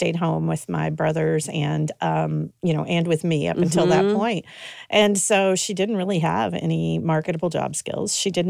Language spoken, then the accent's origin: English; Paris, Kentucky, United States; also born or lived in Rhode Island / London, Kentucky; I grew up in Paris, but I summered in London because my mom is from Paris, Kentucky. My dad's from London, Kentucky.